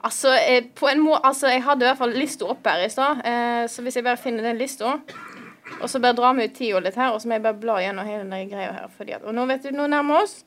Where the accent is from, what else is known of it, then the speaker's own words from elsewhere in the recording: Vestland, Norway; also born or lived in Stord; jeg kom fra Vestland, Vestland og bor i verdens største nynorsk kommune Stord